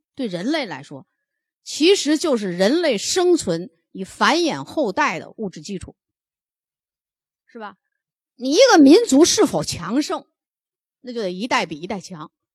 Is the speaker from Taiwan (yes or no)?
no; China; 我们中国人